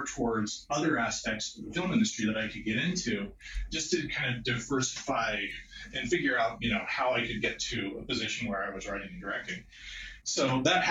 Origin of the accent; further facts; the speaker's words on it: Austin, Texas, United States; I grew up in Austin, Texas